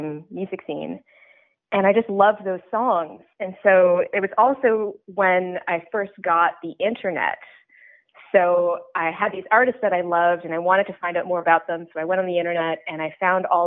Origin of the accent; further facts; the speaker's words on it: Ottawa, Ontario, Canada; moved away as an adult; now in Toronto, Canada; I grew up in Ottawa, and when I was growing up there, I went to an arts high school